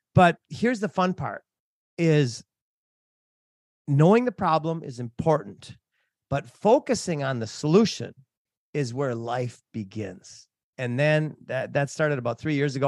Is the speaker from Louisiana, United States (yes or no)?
no; Minnesota, United States; moved away as an adult; also born or lived in Hawaii / Africa; I grew up in Minnesota.